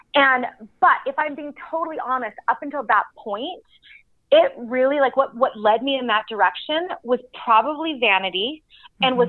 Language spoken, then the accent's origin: English; Canada; moved away as an adult; now in Utah, United States; I grew up in Canada